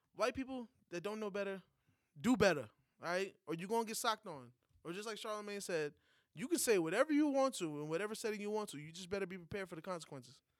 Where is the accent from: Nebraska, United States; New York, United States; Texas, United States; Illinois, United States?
New York, United States; moved away; As a New Yorker outside of a state